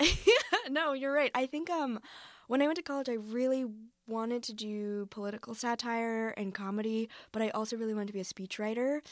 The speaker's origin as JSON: {"language": "English", "town": "Foster City", "region": "California", "country": "United States", "tie": "born or raised there", "moved": "yes", "lives_now": "New York City, United States", "said": "I am from Foster City, which is a small town"}